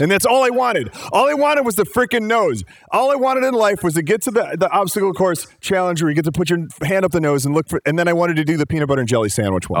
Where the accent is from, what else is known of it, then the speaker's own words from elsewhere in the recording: Chicago, Illinois, United States; so I grew up in Chicago